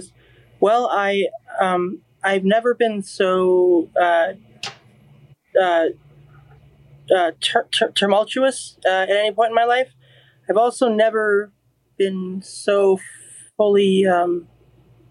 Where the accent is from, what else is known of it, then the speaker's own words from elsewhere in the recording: Los Angeles, California, United States; growing up in the Valley